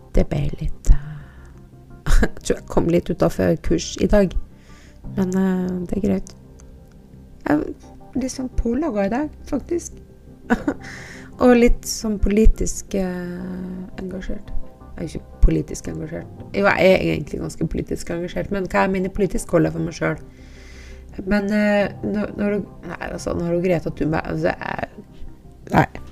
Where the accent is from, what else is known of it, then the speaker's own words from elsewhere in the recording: Andøy, Nordland, Norway; moved away; jeg er fra Andøya